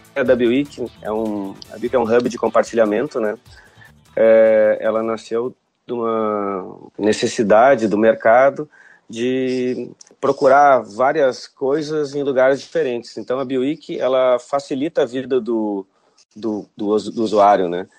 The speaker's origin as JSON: {"language": "Portuguese", "town": "Porto Alegre", "region": "Rio Grande do Sul", "country": "Brazil", "tie": "born or raised there", "said": "nasci em Porto Alegre né, me formei em engenharia na, na, na, Universidade Federal"}